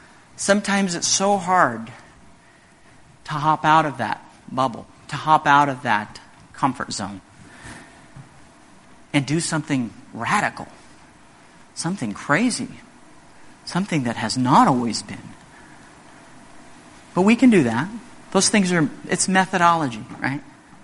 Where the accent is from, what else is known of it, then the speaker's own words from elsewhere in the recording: Indonesia; In many remote areas of the world, like where I grew up in Indonesia, salt is still very valuable.